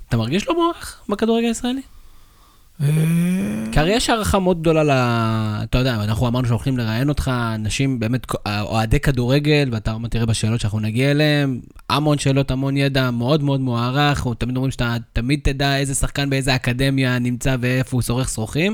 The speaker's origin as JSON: {"language": "Hebrew", "town": "Karmiel", "region": "Northern District", "country": "Israel", "tie": "born or raised there", "said": "אנחנו גדלנו בכרמיאל"}